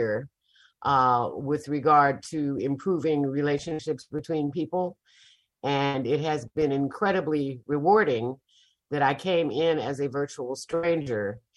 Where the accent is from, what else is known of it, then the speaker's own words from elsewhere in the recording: Chicago, Illinois, United States; now in Mississippi, United States; And I did not grow up here. I grew up in Chicago.